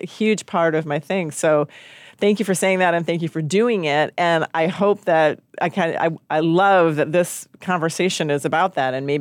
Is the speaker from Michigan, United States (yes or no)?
yes; Michigan, United States; moved away; also born or lived in Portland, Oregon; I'm from Michigan